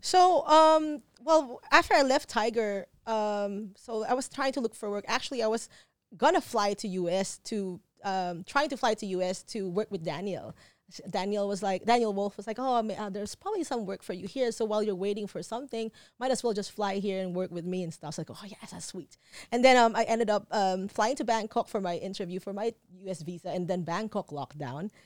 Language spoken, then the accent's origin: English; Philippines; moved away as an adult; now in Phuket, Thailand; growing up, I was born in Philippines, and then we would come for visits in Thailand